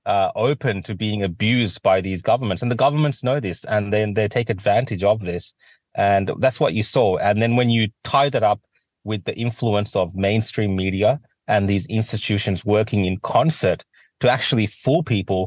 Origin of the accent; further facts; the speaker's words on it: Australia; I've always been privileged to grow up in a country like Australia